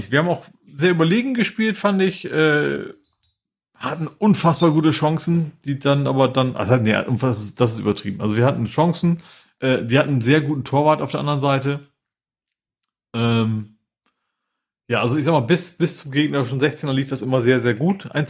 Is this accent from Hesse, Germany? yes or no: no; Hamburg, Germany; Den gegnerischen Trainer, den kennt man ja auch als Hamburger.